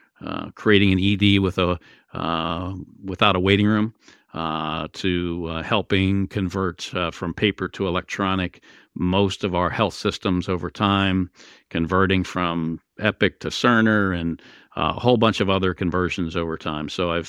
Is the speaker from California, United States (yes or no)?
no; Pennsylvania, United States; born there; the hospital I was born in Western Pennsylvania